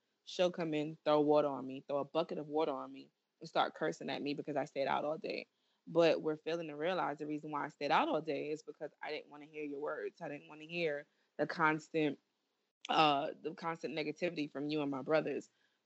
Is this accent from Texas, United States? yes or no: no; New York City, New York, United States; moved away as an adult; also born or lived in South Bronx, New York; now in North Carolina, United States; I am from Flatbush, Brooklyn, born and raised Church Avenue